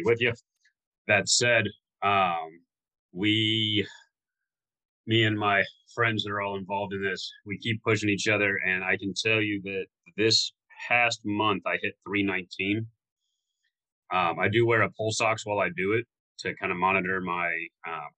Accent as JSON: {"language": "English", "region": "Florida", "country": "United States", "tie": "born or raised there", "said": "I grew up in Florida"}